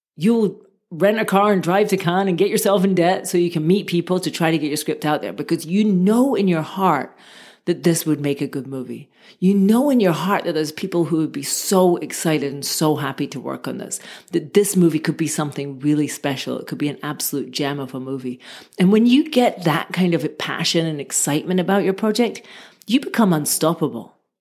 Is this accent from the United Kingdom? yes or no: yes; Scotland, United Kingdom; moved away; also born or lived in Barcelona, Spain; I'm from Scotland originally.